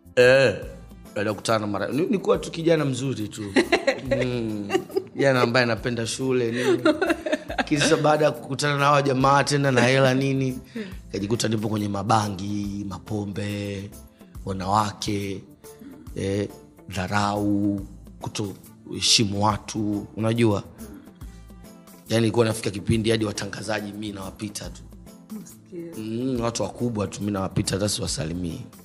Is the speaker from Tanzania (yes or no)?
yes; Dar es Salaam, Tanzania; Mi nimezaliwa hospitali ya Amana